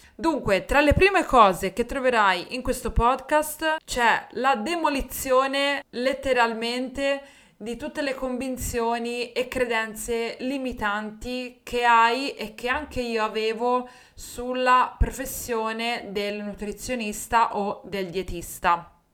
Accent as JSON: {"language": "Italian", "town": "Livorno", "region": "Tuscany", "country": "Italy", "also_born_or_lived": "Rome", "accent": "Livornese", "said": "sono tornata a Livorno, che era la mia città, infatti lo sentirai dal mio accento"}